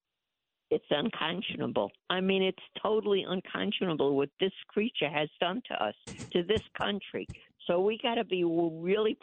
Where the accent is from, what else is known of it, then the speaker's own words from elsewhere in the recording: United States; as an American, as a real true American